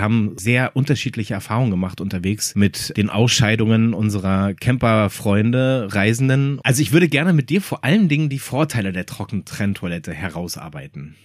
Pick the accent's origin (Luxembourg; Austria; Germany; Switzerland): Germany; Berlin; ich bin aus Berlin